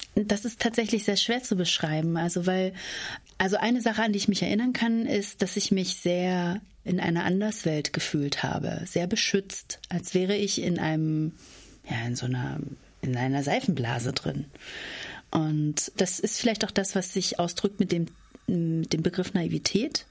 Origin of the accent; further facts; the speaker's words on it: Spreewald, Brandenburg, Germany; moved away as an adult; now in Essen, Germany; Aber ich komme selber aus dem Spreewald. Also ich bin ein echtes Landei und lebe jetzt in der Großstadt. Ich bin auf einem Hof groß geworden